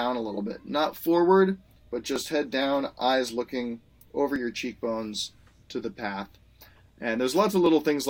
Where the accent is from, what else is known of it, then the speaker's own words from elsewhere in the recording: Marin County, California, United States; growing up in Marin County